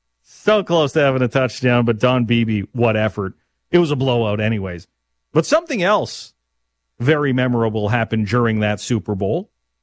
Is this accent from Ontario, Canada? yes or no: no; Lumsden, Saskatchewan, Canada; being raised in Lumsden, the Coppell Valley